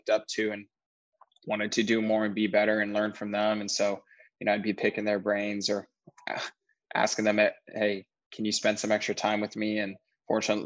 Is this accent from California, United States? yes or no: yes; Sacramento, California, United States; Sacramento, my hometown, has a pretty decent size youth program